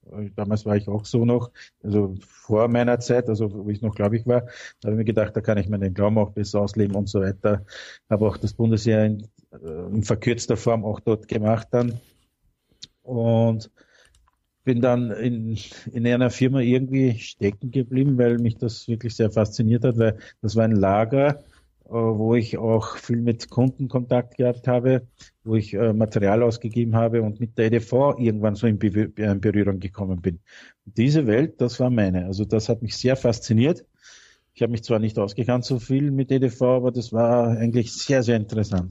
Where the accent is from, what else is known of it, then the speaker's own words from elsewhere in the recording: Austria; also born or lived in Turkey; ich bin jetzt 48 Jahre, drei Jahre äh, bin ich eingereist